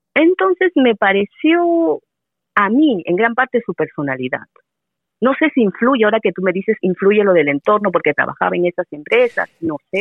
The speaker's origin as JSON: {"language": "Spanish", "country": "Peru", "moved": "as an adult", "lives_now": "Taichung, Taiwan", "said": "soy de Perú"}